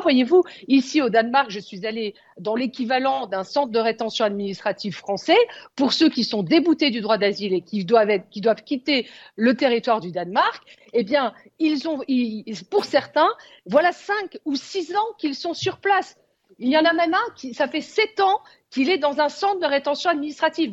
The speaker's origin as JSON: {"language": "French", "country": "France", "said": "Chez nous, en France"}